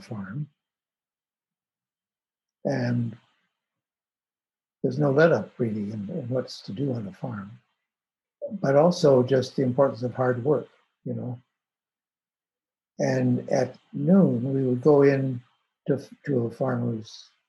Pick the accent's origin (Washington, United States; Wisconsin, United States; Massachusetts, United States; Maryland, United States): Wisconsin, United States; Madison; I grew up in the Midwest in Madison, Wisconsin